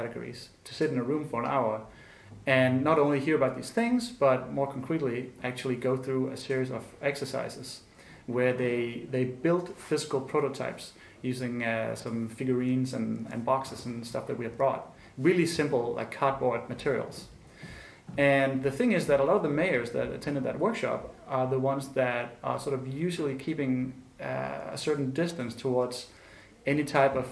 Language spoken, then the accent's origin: English; Copenhagen, Capital Region of Denmark, Denmark; I come from Denmark and Copenhagen, where we have a sort of huge faith and appreciation of the state